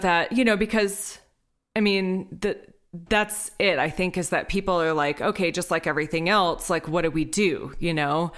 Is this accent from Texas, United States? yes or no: yes; Texas, United States; I'm from Texas. I come from a family of hunters.